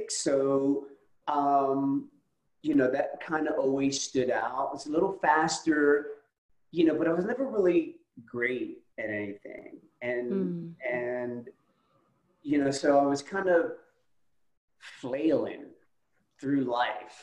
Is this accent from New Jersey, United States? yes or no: yes; Camden, New Jersey, United States; moved away as an adult; now in Atlanta, United States; I was actually born and raised in Camden, New Jersey